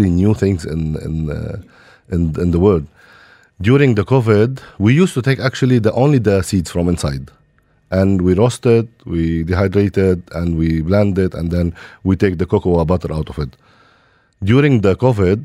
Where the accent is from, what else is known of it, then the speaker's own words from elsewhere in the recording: Lebanon; now in Dubai, United Arab Emirates; I born and raised in Lebanon